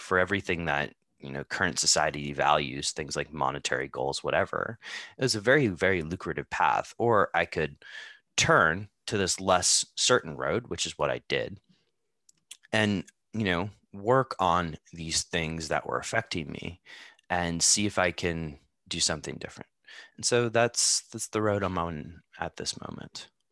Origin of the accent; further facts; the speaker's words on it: United States; now in Amsterdam, Netherlands; I grew up in the United States